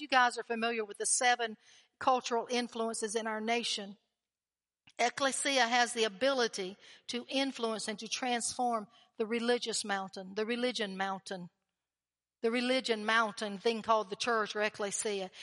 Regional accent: North Carolina, United States; North Carolina

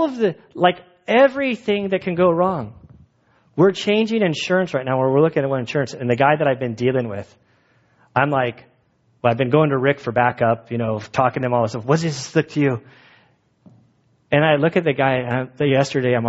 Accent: United States; We're American Christians.

